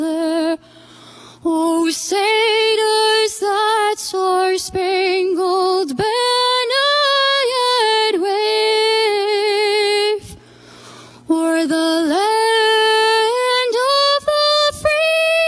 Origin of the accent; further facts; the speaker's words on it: West Delaware, Iowa, United States; I'm from West Delaware.